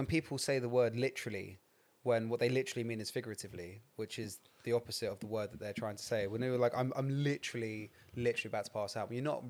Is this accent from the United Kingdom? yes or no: yes; England, United Kingdom; I'm from the Midlands.